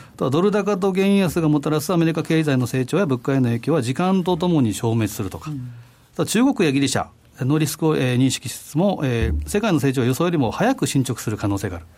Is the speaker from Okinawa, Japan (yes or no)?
no; Osaka, Japan; moved away; 私のふるさと、大阪